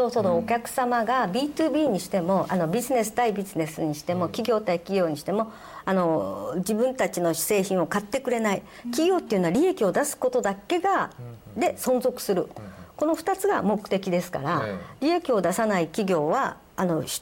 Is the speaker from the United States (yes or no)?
yes; the West, United States; also born or lived in Tokyo, Japan / Kyushu, Japan; いやもう生まれは神田ですね神田で神田の浜田病院ってところであ、